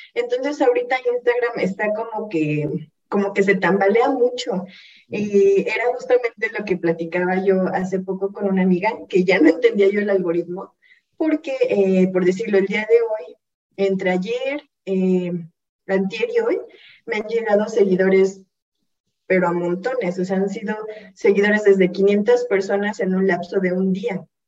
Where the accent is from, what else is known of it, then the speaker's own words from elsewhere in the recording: Hidalgo, Mexico; yo soy del estado de Hidalgo